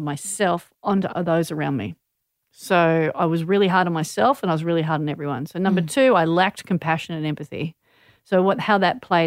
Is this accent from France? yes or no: no; Manly, New South Wales, Australia; growing up in Manly, I had the distinct advantage of being surrounded by world champion surfers.